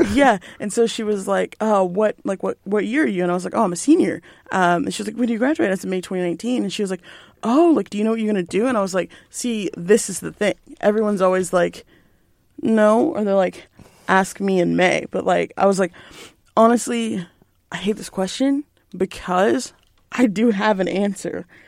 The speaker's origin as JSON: {"language": "English", "town": "Belton", "region": "Texas", "country": "United States", "tie": "born or raised there", "moved": "as an adult", "said": "I'm from Belton"}